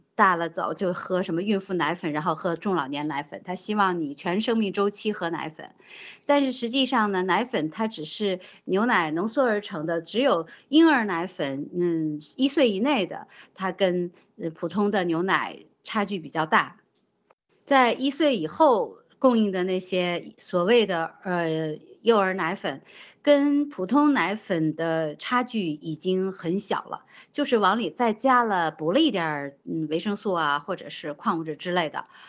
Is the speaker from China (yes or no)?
yes; China; 我们中国人